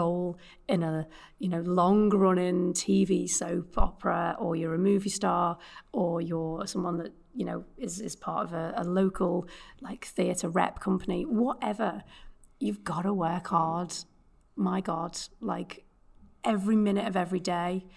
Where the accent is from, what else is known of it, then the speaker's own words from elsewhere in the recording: Liverpool, North West England, United Kingdom; accent: Liverpudlian; my Liverpudlian accent